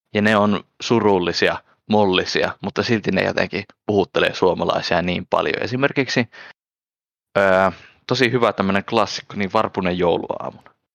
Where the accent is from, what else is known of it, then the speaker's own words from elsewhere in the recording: Finland; Suome, Suomessa täällä kotopuolessa